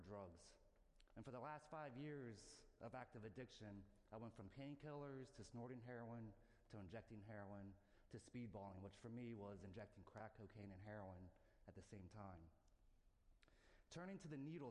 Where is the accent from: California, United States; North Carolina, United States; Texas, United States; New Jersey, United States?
New Jersey, United States; now in Atlanta, United States; I'm a Yankee from New Jersey